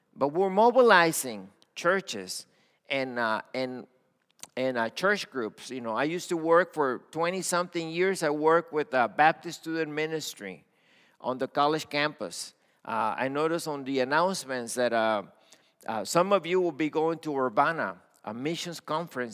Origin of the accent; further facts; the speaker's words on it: Matamoros, Tamaulipas, Mexico; also born or lived in Brownsville, Texas; now in United States; I was born in Mexico on the border, Matamoros. Okay, that's where I was born